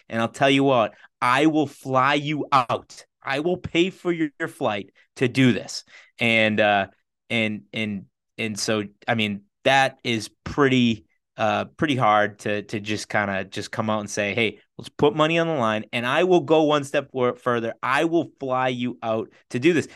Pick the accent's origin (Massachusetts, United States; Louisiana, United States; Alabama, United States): Massachusetts, United States; Boston; we're from the Boston area.